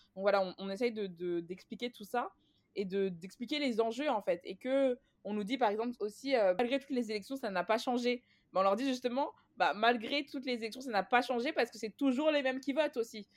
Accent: Clichy-sous-Bois, Île-de-France, France; j'ai grandi à Clichy-sous-Bois

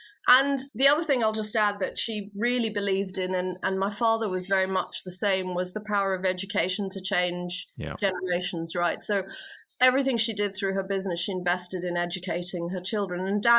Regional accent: India; also born or lived in Philippines; And I was born in India and was raised, so early life, very much in India and the Philippines.

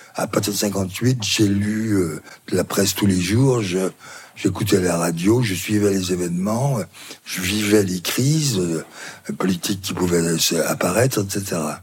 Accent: Belley, Auvergne-Rhône-Alpes, France; Ma ville natale, c'est Belay

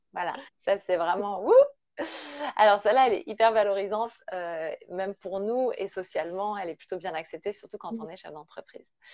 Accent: Brittany, France; je suis bretonne, hein, je suis à Rennes

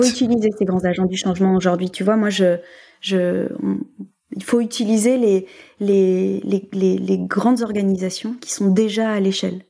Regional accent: France; nous, en tant que Français

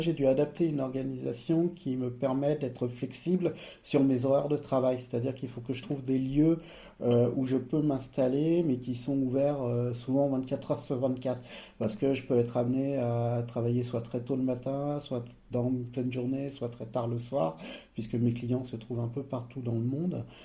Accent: Savoie, Auvergne-Rhône-Alpes, France; moved away; also born or lived in Nice, France; moi, j'ai grandi au savoie je suis à une demi-heure de là où j'ai grandi

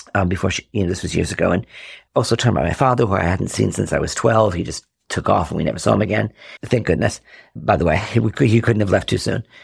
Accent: Rhode Island, United States; now in Chicago, United States; I grew up in Rhode Island.

